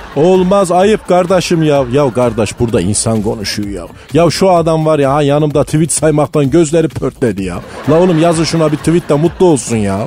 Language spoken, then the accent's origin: Turkish; Malatya, Turkey; Ben Malatyalıyım